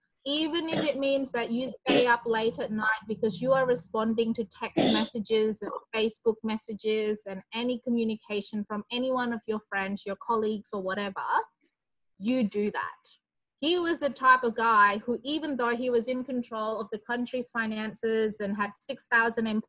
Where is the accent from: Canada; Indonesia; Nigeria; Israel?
Indonesia; moved away as an adult; now in Australia; I'm from Indonesia originally, and I came to Australia in 2002 to do my bachelor degree